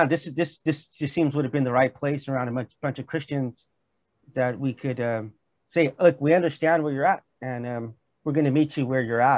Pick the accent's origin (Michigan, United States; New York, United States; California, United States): California, United States; also born or lived in Missouri; I'm from California